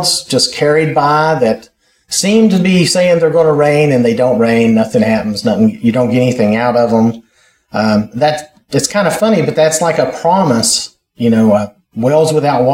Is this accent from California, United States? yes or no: no; North Carolina, United States; I'm from North Carolina